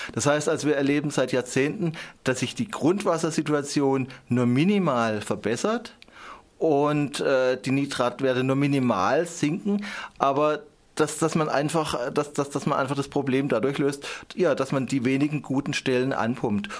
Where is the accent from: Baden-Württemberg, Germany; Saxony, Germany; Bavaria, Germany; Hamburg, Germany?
Baden-Württemberg, Germany; Endingen am Kaiserstuhl; ich komme aus Endingen am Kaiserstuhl